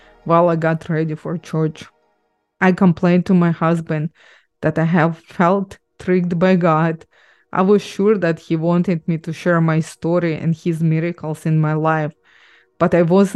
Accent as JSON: {"language": "English", "country": "Ukraine", "tie": "born or raised there", "also_born_or_lived": "Israel", "moved": "yes", "lives_now": "Canada", "said": "I grew up in Ukraine, moved to Israel, then immigrated to Canada"}